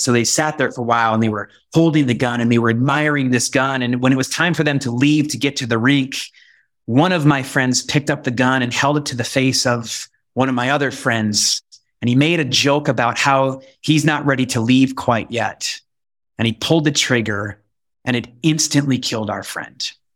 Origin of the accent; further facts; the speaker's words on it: Bend, Oregon, United States; also born or lived in Wisconsin; my hometown of Bend, Oregon